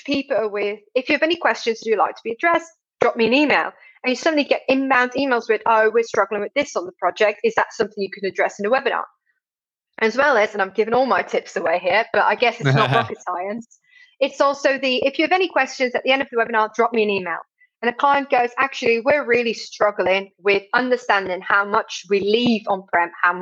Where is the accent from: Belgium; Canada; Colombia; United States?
Belgium; I'm obviously from Belgium